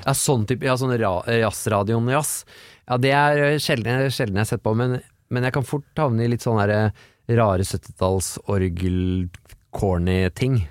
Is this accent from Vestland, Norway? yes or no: no; Oslo, Norway; Jeg kommer fra Tåsen